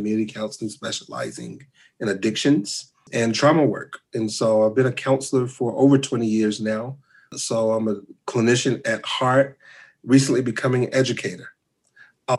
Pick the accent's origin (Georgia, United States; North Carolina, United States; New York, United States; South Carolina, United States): North Carolina, United States; moved away as an adult; now in Lubbock, United States; I am from North Carolina